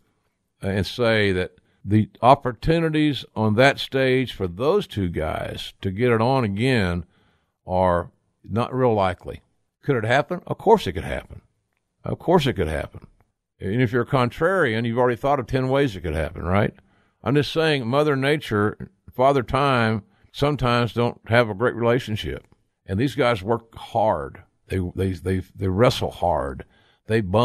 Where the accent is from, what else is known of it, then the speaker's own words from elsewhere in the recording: Oklahoma, United States; here in my home state of Oklahoma.